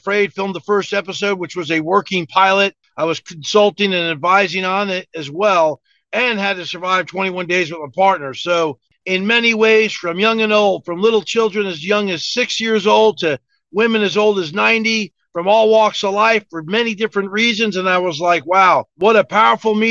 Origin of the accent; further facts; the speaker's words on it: New Jersey, United States; moved away as an adult; also born or lived in Hawaii / southern United States; now in Fayetteville, United States; I was born and raised in North Jersey, just outside New York City. Grew up a lot of Italian neighborhoods, and at 19, I joined the Army